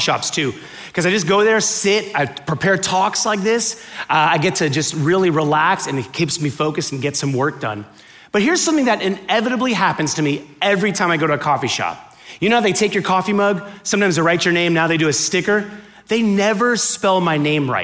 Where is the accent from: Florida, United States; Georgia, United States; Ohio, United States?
Florida, United States; Miami; I grew up in Miami, right? And growing up in Miami, when I was born there